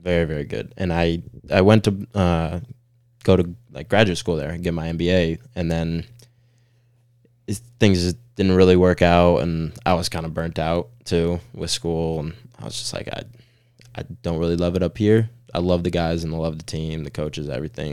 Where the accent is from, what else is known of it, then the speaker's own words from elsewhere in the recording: Orange County, Southern California, United States; moved away as an adult; now in Chattanooga, United States; originally from SoCal, um, Orange County